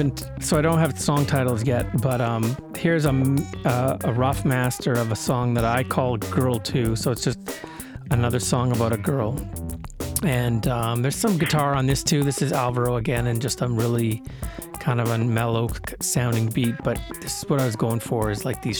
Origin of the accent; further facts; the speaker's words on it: Brandon, Manitoba, Canada; also born or lived in Winnipeg; So Brandon is the town that I grew up in. I was born in Brandon, then I moved to Winnipeg, then I moved back to Brandon in 1987 and in grade 8